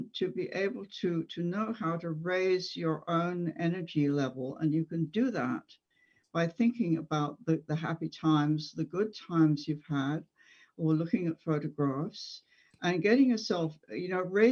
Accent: England, United Kingdom; moved away as an adult; as a child growing up in England

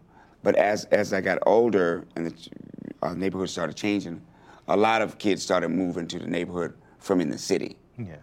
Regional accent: Washington, District of Columbia, United States; also born or lived in Fort Collins, Colorado; We moved from Fort Collins, Colorado, to Washington, D.C. And we moved there during the riots of 68

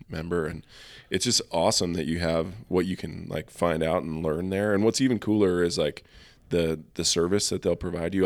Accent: Helena, Montana, United States; now in Bozeman, United States; growing up in Helena, you know, we spent most of our time hunting in the Tobacco Root Mountains

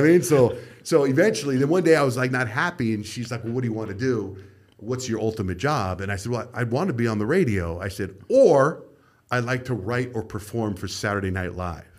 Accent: Arizona, United States; moved away as an adult; also born or lived in San Diego; And I grew up in Arizona

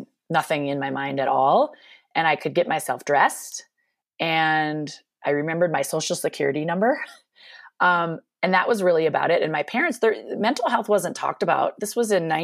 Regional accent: Minnesota, United States; now in Eagle-Vail, Colorado, United States; I grew up in Minnesota, which you may hear my accent from time to time during this podcast

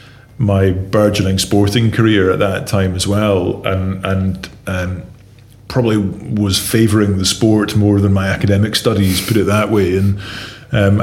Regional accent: Dundee, Scotland, United Kingdom; now in Northern Ireland, United Kingdom; I grew up in Dundee

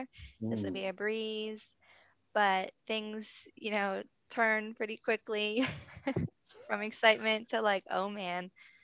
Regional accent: Levittown, Pennsylvania, United States; Home is Levittown, Pennsylvania, right outside of Philadelphia.

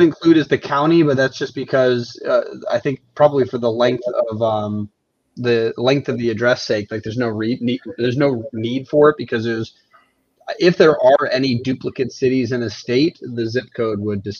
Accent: Mechanicville, New York, United States; my hometown is Mechanicville

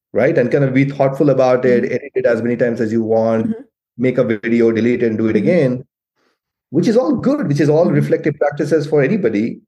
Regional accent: India; moved away as an adult; now in United States; I grew up in India, I came to the US, I'm mm-hmm. still mm-hmm. connected to my family in India.

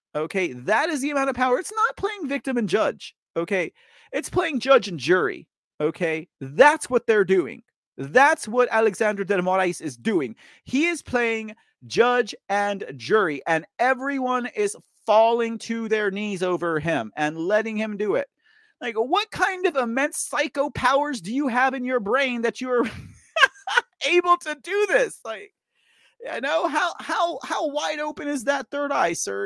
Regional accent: Texas, United States; I'm from Texas

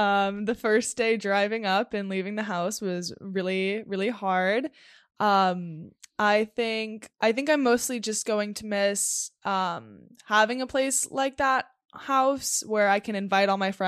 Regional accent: Los Angeles, California, United States; and I grew up in Los Angeles.

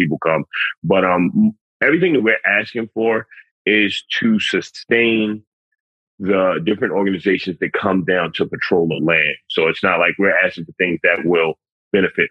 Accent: New York City, New York, United States; I'm a city kid. I'm from the Bronx

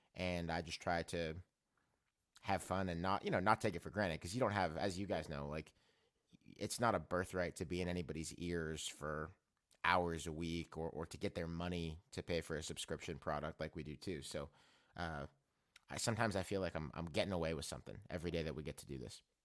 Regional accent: Mount Lebanon, Pennsylvania, United States; moved away; also born or lived in Maryland; I'm from Pittsburgh, or I'm from Mount Lebanon

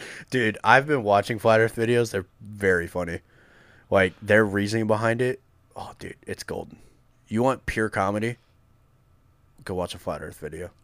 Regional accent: Massachusetts, United States; moved away; born and raised in Massachusetts

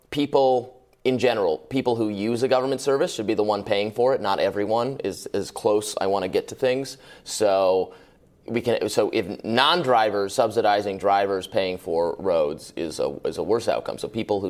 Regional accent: Michigan, United States; I'm from Michigan.

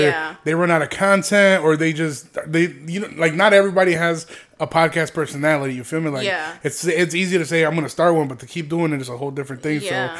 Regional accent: Aurora, Illinois, United States; also born or lived in Chicago; Not because I want to say I was born in Chicago, but just because I have a lot of pride, like, for Aurora. Like, I love Aurora, and I remember, like, coming up, like, moving from Chicago to Aurora.

